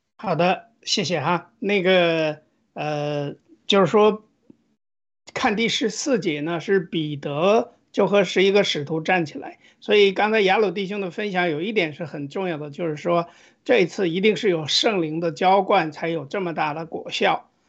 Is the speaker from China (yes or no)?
yes; China; 作为中国人，就是中国的这个基督教的这种信仰的复兴